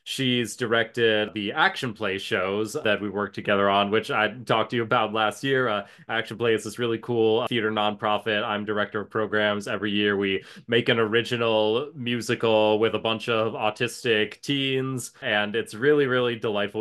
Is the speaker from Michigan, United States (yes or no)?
yes; Ann Arbor, Michigan, United States; I had great community theater in my hometown, Ann Arbor, Michigan